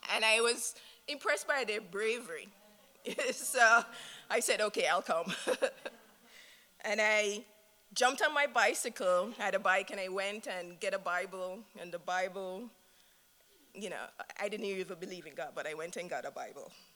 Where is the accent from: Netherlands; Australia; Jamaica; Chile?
Jamaica; moved away; I'm from Jamaica. My husband and I, Mohinder, are from Jamaica.